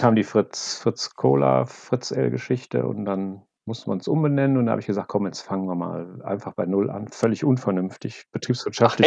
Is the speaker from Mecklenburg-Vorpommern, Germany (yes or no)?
no; Wuppertal, North Rhine-Westphalia, Germany; now in Bonn, Germany; momentan komme ich aus Bonn. Ursprünglich komme ich aus Wuppertal